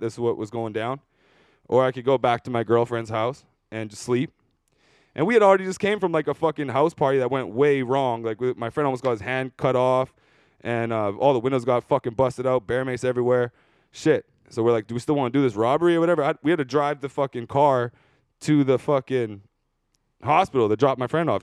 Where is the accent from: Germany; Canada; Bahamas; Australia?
Canada; Surrey, British Columbia; I'm from Surrey? I'm not from here.